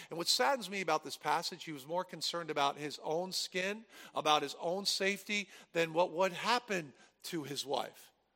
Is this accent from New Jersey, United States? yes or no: yes; New Jersey, United States; I grew up in New Jersey